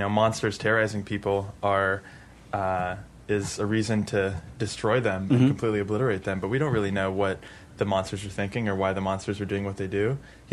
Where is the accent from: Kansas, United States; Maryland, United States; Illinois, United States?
Maryland, United States; Kensington; moved away as an adult; also born or lived in Czech Republic; now in Austin, United States; I grew up in Maryland. Uh-huh. I grew up in Kensington